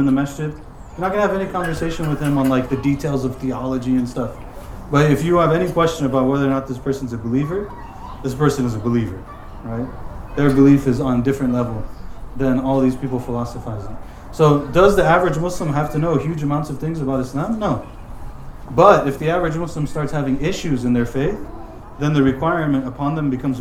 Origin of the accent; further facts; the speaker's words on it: United States; I'm from America